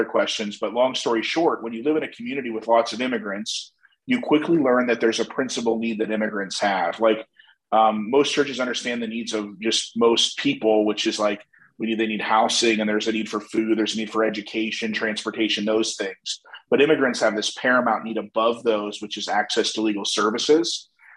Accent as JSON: {"language": "English", "region": "Northeast Ohio", "country": "United States", "tie": "born or raised there", "said": "I grew up in Northeast Ohio."}